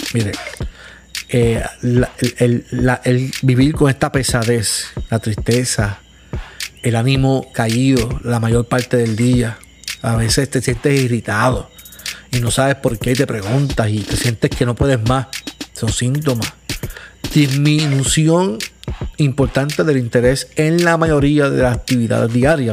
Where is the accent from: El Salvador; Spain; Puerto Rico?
Puerto Rico; Caguas; yo vivo en Puerto Rico, soy de Caguas